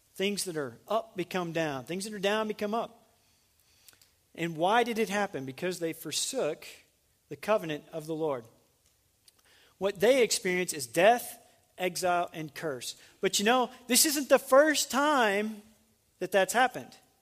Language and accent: English; Little Rock, Arkansas, United States; moved away as an adult; also born or lived in North Carolina / Fort Worth, Texas; I'm from Arkansas